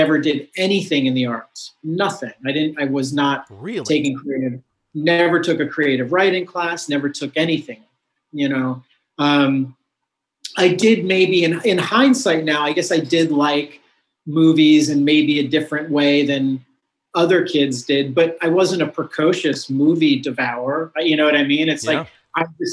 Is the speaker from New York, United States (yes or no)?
yes; New York, United States; also born or lived in Colorado; I grew up in New York State. Like in the outer suburbs, probably like 80 miles north